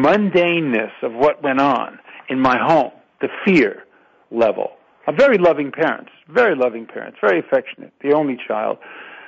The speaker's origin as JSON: {"language": "English", "town": "New York City", "region": "New York", "country": "United States", "tie": "born or raised there", "also_born_or_lived": "Queens, New York", "moved": "as an adult", "lives_now": "California, United States", "said": "growing up in Brooklyn"}